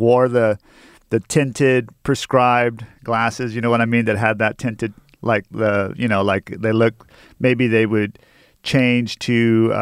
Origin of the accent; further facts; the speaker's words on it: McAllen, Texas, United States; now in Austin, United States; I grew up in a town called McAllen, Texas, went to a junior high called Lincoln Junior High